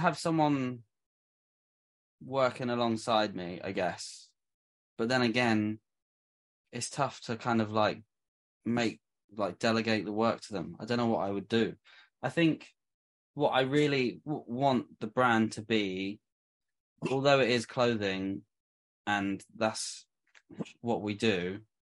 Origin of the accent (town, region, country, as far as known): England, United Kingdom; moved away